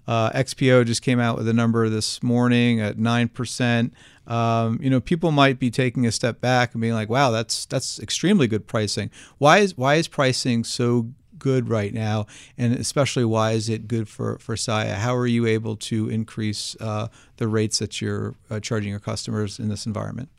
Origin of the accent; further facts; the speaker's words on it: New Jersey, United States; accent: Jersey; my Jersey accent